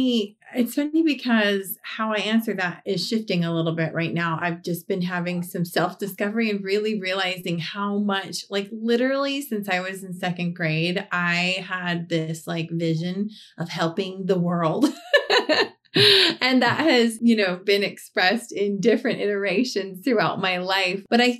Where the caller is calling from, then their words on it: Reno, Nevada, United States; Reno, Nevada.